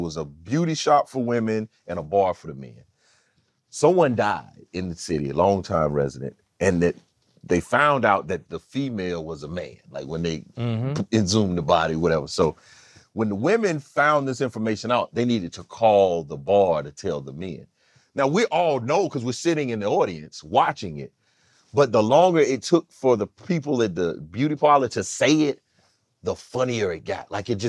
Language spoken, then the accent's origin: English; California, United States; You know, I'm from California, so I get to visit the Atlanta Culinary School of Art, the Waffle House.